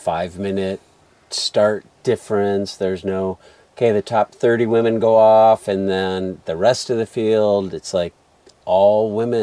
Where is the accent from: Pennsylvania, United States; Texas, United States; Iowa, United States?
Iowa, United States; Des Moines; I'm from Des Moines, not the Driftless area